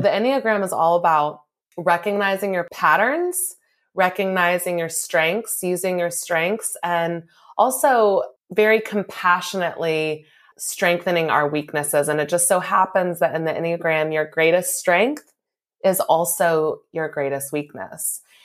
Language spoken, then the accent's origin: English; Louisville, Kentucky, United States; moved away as an adult; also born or lived in New Mexico; I'm originally from Louisville, and so I moved back home here from New Mexico